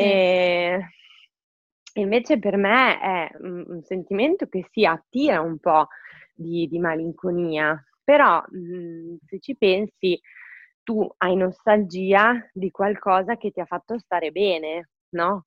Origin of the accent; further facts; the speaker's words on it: Forlì, Emilia-Romagna, Italy; moved away as an adult; now in Milan, Italy; sono mm, originaria di Forlì. Eh, quindi sono romagnola e anche se mm, ormai da 10 anni vivo, 10 anni tanto, vivo a Milano